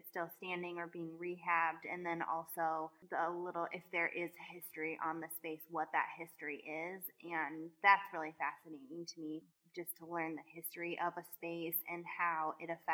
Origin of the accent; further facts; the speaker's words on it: Fort Wayne, Indiana, United States; we're from Fort Wayne